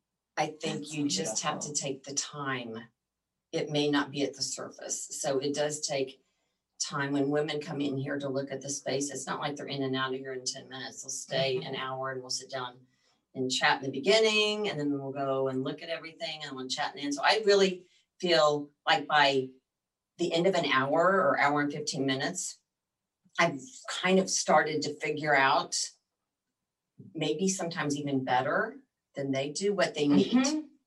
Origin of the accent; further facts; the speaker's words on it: Midwest, United States; also born or lived in Colorado; now in Texas, United States; I grew up in the Midwest.